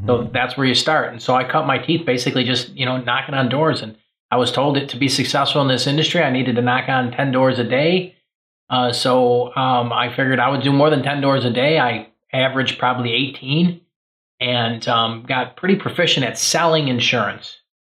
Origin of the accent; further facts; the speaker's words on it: Chicago, Illinois, United States; moved away as an adult; now in Michigan, United States; where I grew up in a kind of a rougher neighborhood outside, right outside Chicago.